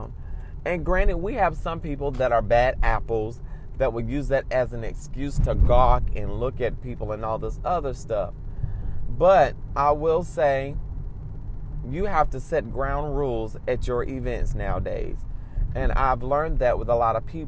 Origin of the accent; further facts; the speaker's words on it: United States; I can only speak about American culture because I'm American